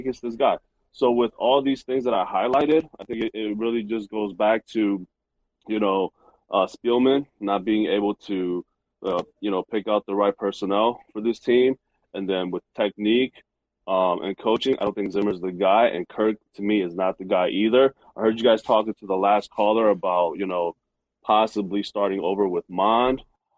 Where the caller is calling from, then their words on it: Minneapolis, Minnesota, United States; Hey, fellas. Minneapolis. Love the show.